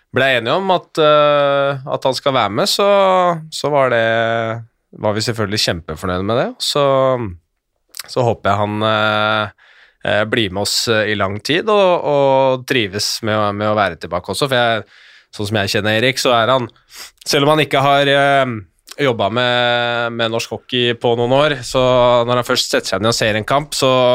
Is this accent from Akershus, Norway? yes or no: yes; Skjetten, Akershus, Norway; jeg er fra Skjetten